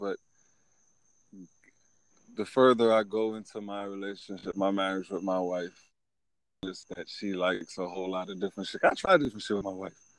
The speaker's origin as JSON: {"language": "English", "country": "Guyana", "said": "I'm Guyanese."}